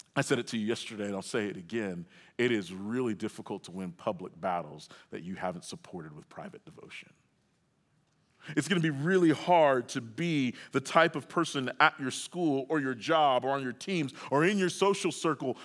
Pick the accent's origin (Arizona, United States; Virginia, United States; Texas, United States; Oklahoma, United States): Oklahoma, United States; I grew up in Oklahoma